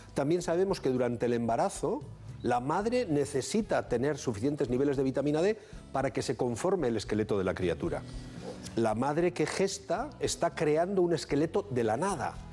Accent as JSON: {"language": "Spanish", "town": "Bilbao", "region": "Basque Country", "country": "Spain"}